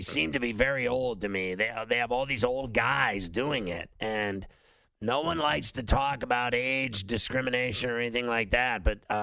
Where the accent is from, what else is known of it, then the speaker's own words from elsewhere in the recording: Chicago, Illinois, United States; moved away; also born or lived in Pittsburgh; I grew up in Chicago and Pittsburgh